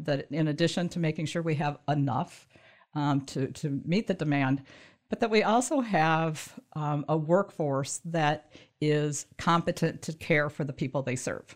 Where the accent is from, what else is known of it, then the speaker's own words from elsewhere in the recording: Michigan, United States; also born or lived in southern Indiana / northern Kentucky; so I grew up in Michigan